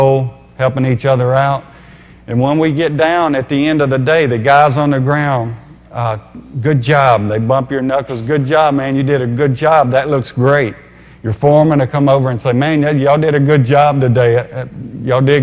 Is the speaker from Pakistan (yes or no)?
no; Louisiana, United States; I grew up in Louisiana